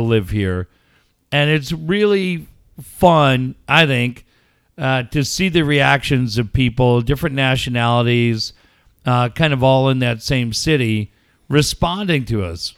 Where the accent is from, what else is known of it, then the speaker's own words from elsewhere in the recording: California, United States; also born or lived in London; I'm from California